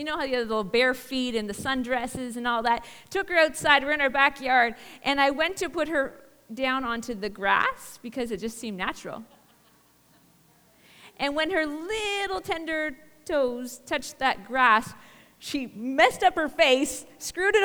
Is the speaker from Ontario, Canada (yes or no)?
yes; Barrie, Ontario, Canada; born and raised in Barrie, Ontario.